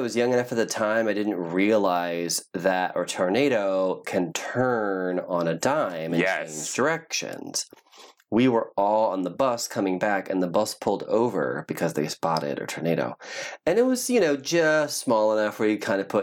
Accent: Ohio, United States; I grew up in Ohio

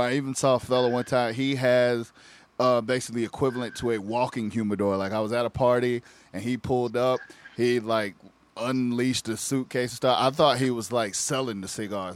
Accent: South Carolina, United States; we grew up in South Carolina.

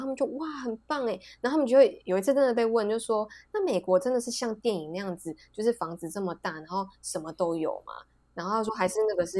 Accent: Taiwan; moved away; also born or lived in Japan; 你到底把我们台湾想成什么样的地方？

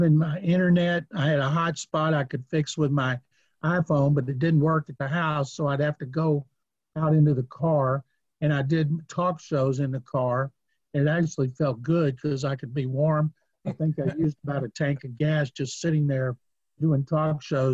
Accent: Waco, Texas, United States; also born or lived in Houston; When I was growing up in Waco

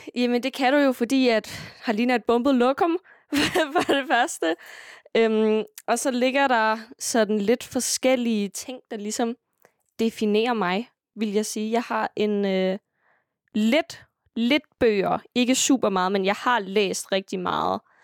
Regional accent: Sønderho, Southern Denmark, Denmark; also born or lived in Greenland; hernede i Sønderho, det, altså, vores kultur er meget præget af musik

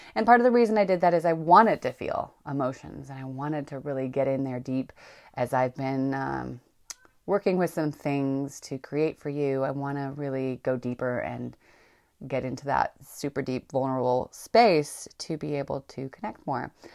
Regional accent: Northern California, United States; I grew up in Northern California

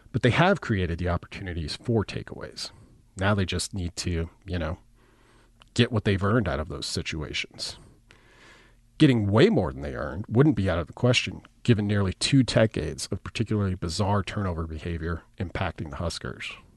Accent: Nebraska Panhandle, United States; I grew up in the Panhandle, and all of my references begin in the West

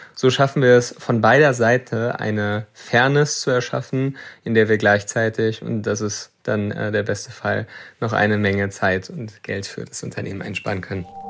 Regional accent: Germany; ich äh, bin mein ganzes Leben lang schon in Deutschland

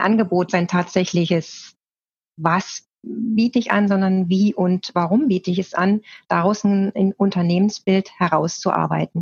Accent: Bergisch Gladbach, North Rhine-Westphalia, Germany; also born or lived in northern Germany / Hildesheim; now in Leonberg, Germany; ich komme nämlich auch aus Nordrhein-Westfalen. Ja. Ähm, aber nicht aus dem Ruhrgebiet, so wie du, sondern aus Bergisch Gladbach

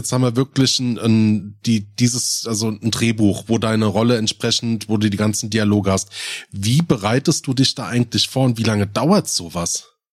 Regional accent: Rhein-Main, Hesse, Germany; accent: Rhein-Main-Hessisch; ich kriege meinen Dialekt nicht los. Und ich habe halt mit einem der komischsten ist halt bei mir dieses Rhein-Main-Hessisch

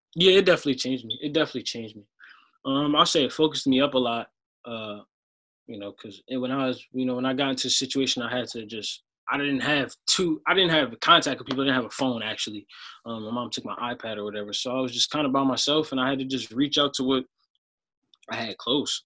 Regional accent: Sicklerville, New Jersey, United States; I'm from Sicklerville, New Jersey.

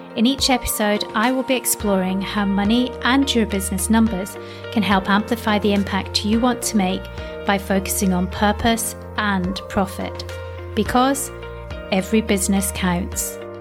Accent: Scotland, United Kingdom; I was brought up in Scotland from the age of ten

